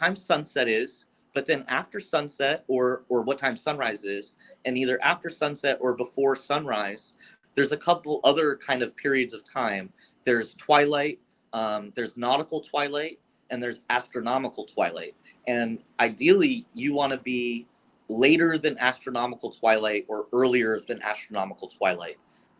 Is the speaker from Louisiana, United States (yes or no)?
no; Florida, United States; And it was growing up in Florida, South Florida in particular, where there's kind of quite a bit of lights.